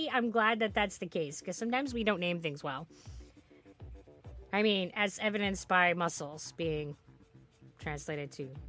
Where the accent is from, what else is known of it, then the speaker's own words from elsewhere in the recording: Netherlands; English is a second language; I am a very picky eater and I come from the Netherlands and we eat something called. Oh. Bor. Boerenkool Stamppot.